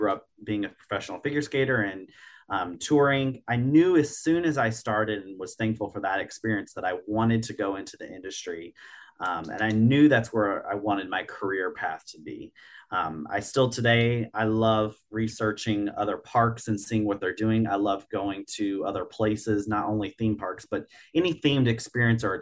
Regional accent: Virginia, United States; I grew up in Virginia, not far from Busch Gardens, Williamsburg

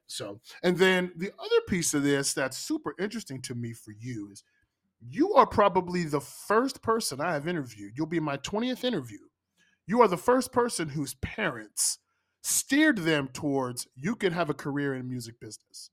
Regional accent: Pittsburgh, Pennsylvania, United States; I'm, I'm from Pittsburgh

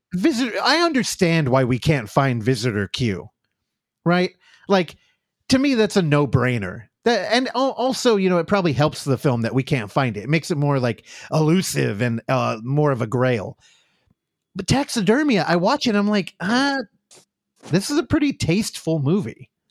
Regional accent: United States; as an American

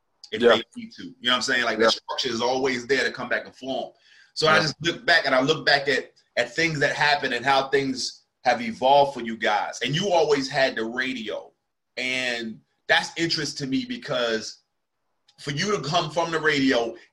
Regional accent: New Jersey, United States; now in Charlotte, United States; I'm originally from South Jersey. Like, I'm right near Philly

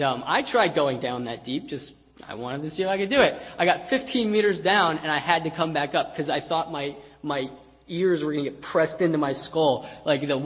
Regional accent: United States; moved away as an adult; now in Philippines; I'm an American

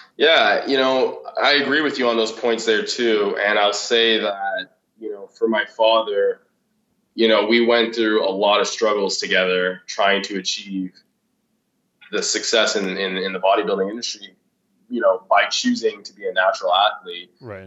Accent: Ottawa, Ontario, Canada; moved away as an adult; also born or lived in Vancouver; now in Toronto, Canada; originally, I'm from Ottawa.

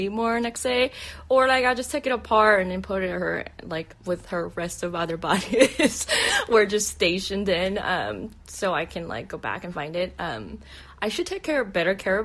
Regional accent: South Korea; moved away; going back to my home country. And like, so 2017, I went back to Korea for the first time in 16, 17 years

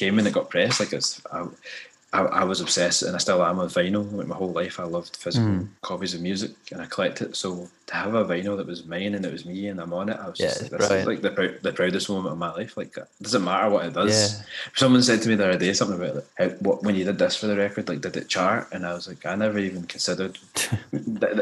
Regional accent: Scotland, United Kingdom; I'd grown up mixed race in Scotland, like with a black parent and a white parent

